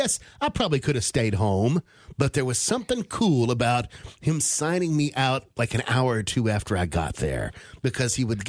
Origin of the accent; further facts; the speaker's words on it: Charleston, West Virginia, United States; where I grew up in Charleston, West Virginia.